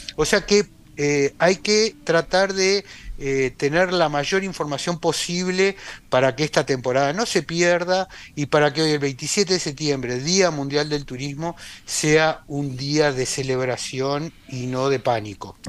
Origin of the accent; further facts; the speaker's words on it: Uruguay; como uruguayos